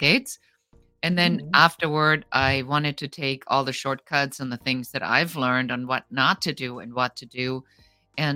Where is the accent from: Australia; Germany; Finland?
Germany; now in Los Angeles, United States; I come original from Germany. I immigrated